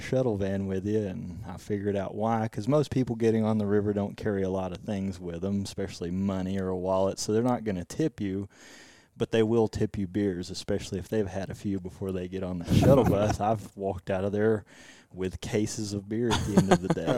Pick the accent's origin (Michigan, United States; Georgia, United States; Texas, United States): Texas, United States; Abilene; I'm originally from Abilene, West Texas